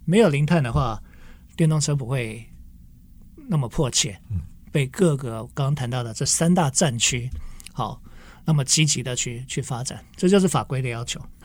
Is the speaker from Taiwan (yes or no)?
yes; Kaohsiung, Taiwan; 因为我来自高雄哈